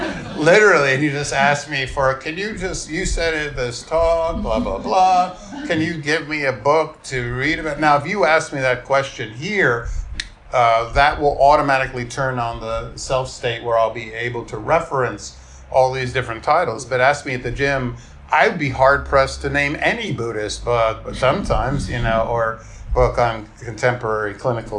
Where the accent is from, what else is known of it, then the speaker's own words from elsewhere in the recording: New York, United States; I grew up in New York in, you know, I was like a teen in the late 1970s